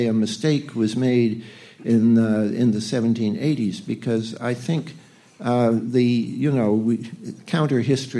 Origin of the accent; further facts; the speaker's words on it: Canada; now in United States; I'm a Canadian